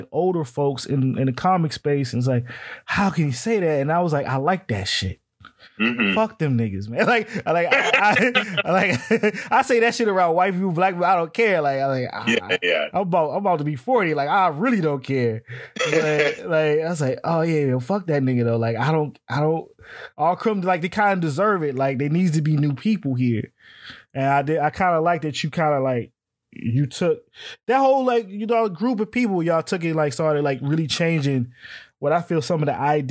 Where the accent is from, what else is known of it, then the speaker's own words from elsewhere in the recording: Washington, District of Columbia, United States; I grew up in the DC area